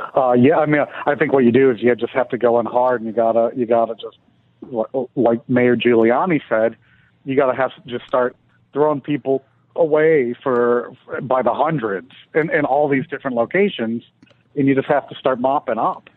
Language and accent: English; Detroit, Michigan, United States; moved away as an adult; now in Washington, D.C., United States; Detroit, you know, my hometown